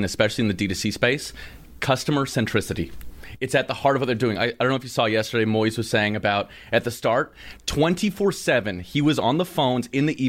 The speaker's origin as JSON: {"language": "English", "country": "Canada", "said": "I'm from Canada."}